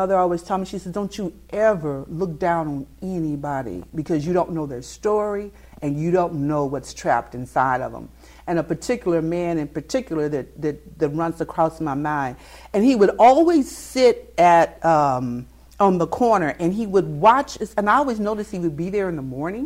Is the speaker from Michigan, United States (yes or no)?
no; Kansas City, Kansas, United States; accent: southern; moved away; I am a Kansas City girl